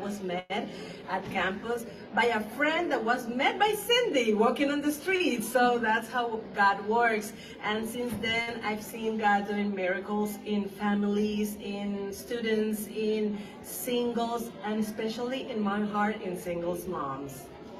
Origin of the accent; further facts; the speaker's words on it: Dominican Republic; moved away; I'm from the Dominican Republic